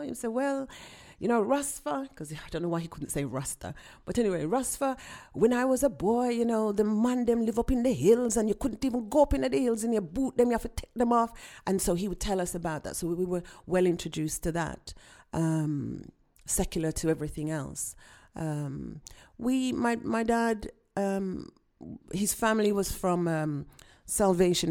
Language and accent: English; Birmingham, West Midlands, United Kingdom; I was born here in Birmingham, uh, U K, and both of my parents are from Jamaica